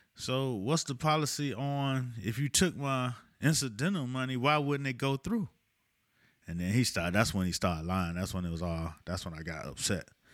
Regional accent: Miami, Florida, United States; I'm from Miami

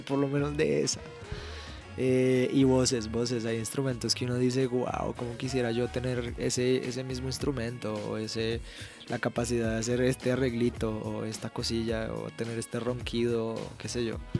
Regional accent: Colombia; yo soy colombiano

